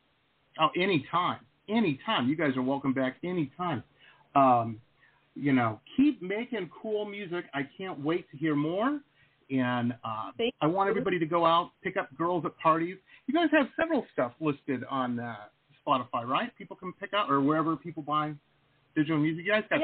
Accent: Detroit, Michigan, United States; Where I grew up in Detroit, that's how the techno scene started.

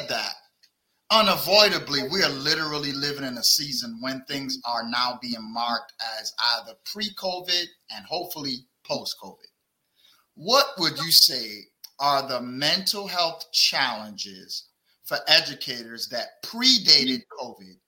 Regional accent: Barbados; moved away; also born or lived in Brooklyn, New York; I'm from Barbados, not Barbuda, but Barbados

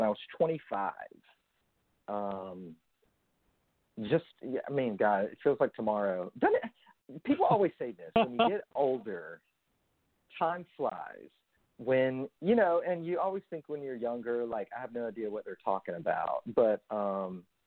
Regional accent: Jackson, Tennessee, United States; moved away; I grew up in West Tennessee in a small town, Jackson, between Nashville and Memphis.

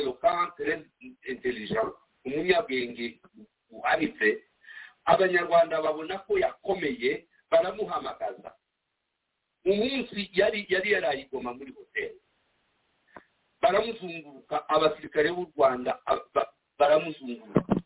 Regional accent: DR Congo; accent: Kinyamulenge; first language Kinyamulenge; turi abanyekongo bavundi batwitwa abarwandafone ntabwo turi abarwandafone turi abantu bavuga ururimi rw'ikinyamurenge

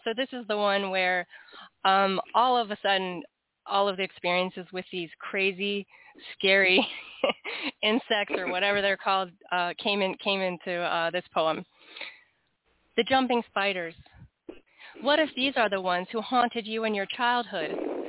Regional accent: Washington, D.C. area, United States; also born or lived in North Carolina; I live in the Washington, D.C. area. Yep. I know. But I grew up in that, the suburbs of Washington, D.C. I did go to school in North Carolina, and then ended up back in the Washington, D.C. area.

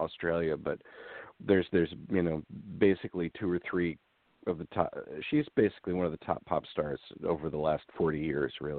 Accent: United States; being from America and being English speaking

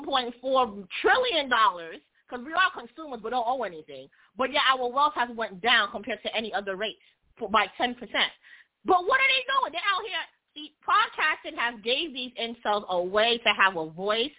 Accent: New York, United States; I'm from New York.

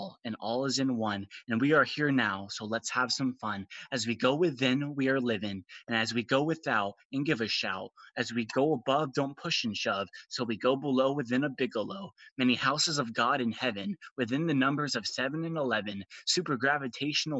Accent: Arizona, United States; I'm 20 years old. I'm from Arizona.

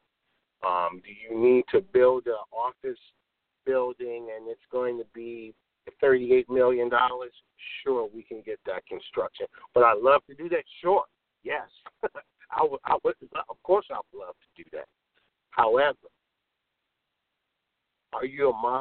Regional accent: Chicago, Illinois, United States; I'm born and raised in Chicago.

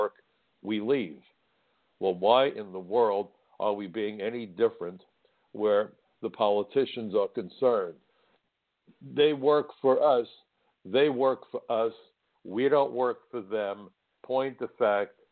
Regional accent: New York City, New York, United States; my hometown of New York City

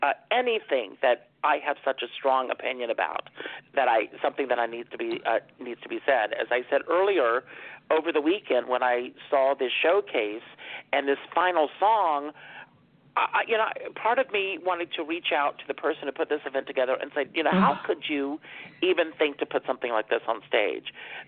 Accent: South Carolina, United States; I had a great mentor when I was growing up in South Carolina.

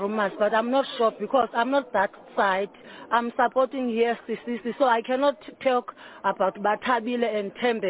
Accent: Western Cape, South Africa; I'm from Western Cape in Poland.

